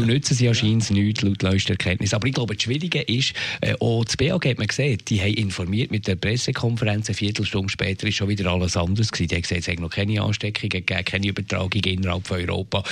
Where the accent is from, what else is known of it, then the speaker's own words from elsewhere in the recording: Switzerland; Auch hier bei uns in der Schweiz.